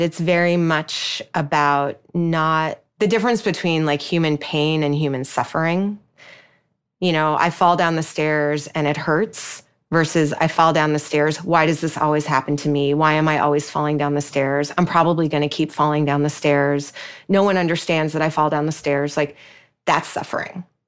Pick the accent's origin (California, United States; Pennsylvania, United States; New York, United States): New York, United States; I'm a New Yorker